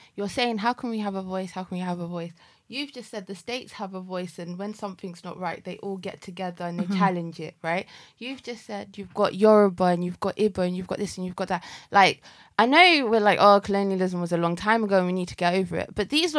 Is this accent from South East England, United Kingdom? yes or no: yes; Milton Keynes, South East England, United Kingdom; where I'm from in Milton Keynes